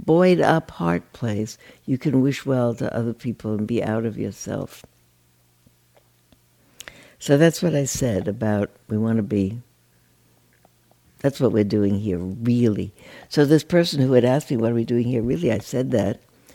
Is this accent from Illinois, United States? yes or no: no; New York, United States; now in California, United States; I grew up in New York, and I've lived out here for 50 years, 60 years.